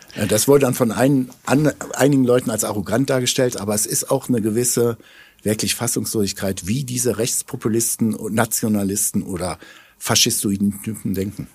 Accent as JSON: {"language": "German", "country": "Germany", "said": "wir als Deutsche"}